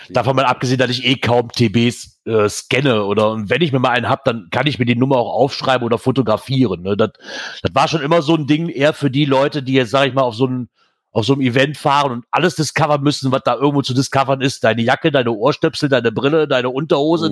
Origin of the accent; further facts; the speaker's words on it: Eifel, Germany; Ich ich komme aus der Eifel, Nähe von der Eifel.